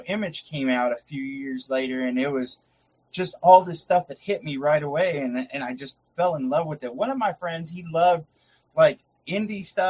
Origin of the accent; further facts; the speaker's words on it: Fort Worth, Texas, United States; I was born and raised in Fort Worth, Texas. I've lived in Texas all my life, so I'm a true Texan